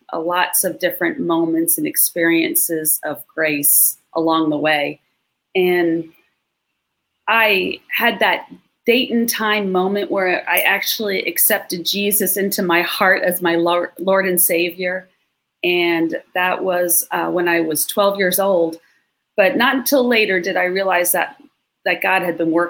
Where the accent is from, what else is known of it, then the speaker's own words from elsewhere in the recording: Long Island, New York, United States; now in Melbourne, United States; I grew up in New York and went to church kind of here and there